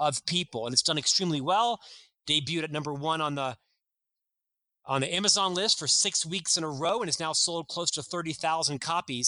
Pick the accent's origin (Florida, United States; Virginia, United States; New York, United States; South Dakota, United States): Florida, United States; Orlando; moved away as an adult; now in Utah, United States; I'm actually from Orlando, Florida.